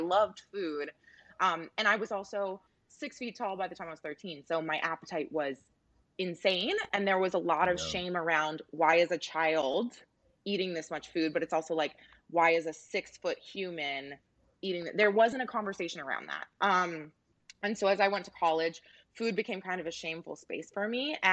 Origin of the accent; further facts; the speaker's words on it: Tennessee, United States; also born or lived in Canada; I was a Canadian kid growing up in the South. I was a brown kid growing up in blonde, blue-eyed Tennessee